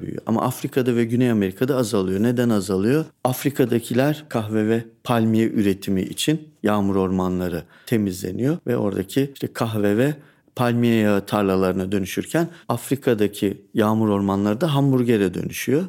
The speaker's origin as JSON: {"language": "Turkish", "country": "Turkey", "said": "Memleketimize baktığınızda dağlık, e, dağlar, ovalar bu topografik çeşitlilik çok yüksek."}